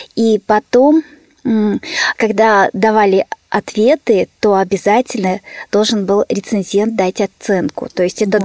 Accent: Petrovsk-Zabaykalsky, Zabaykalsky Krai, Russia; moved away; also born or lived in Verkhnyaya Pyshma; Я из Петров-Забайкальской школы Читинской области.

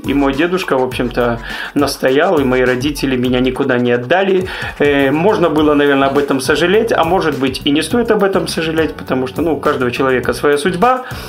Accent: Grodno, Grodno Region, Belarus; moved away as an adult; now in Minsk, Belarus; Я родился в Гродно, я вырос в Гродно

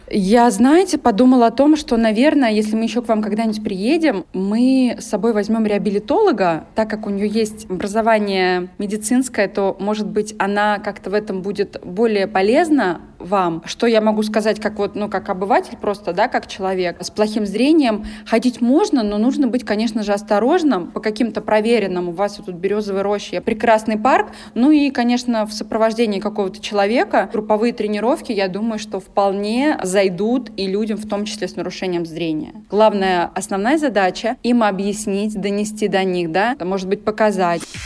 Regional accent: Saransk, Mordovia, Russia; moved away as an adult; now in Moscow, Russia; я из Саранска сама

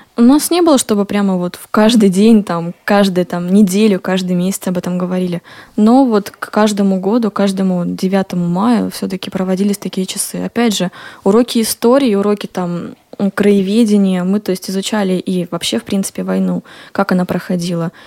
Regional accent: Smolensk, Smolensk Oblast, Russia; я сама родилась в Смоленске и выросла там

